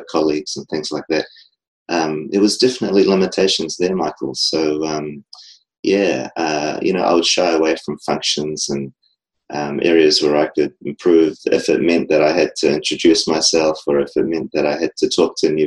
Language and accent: English; New Zealand; I'm from New Zealand.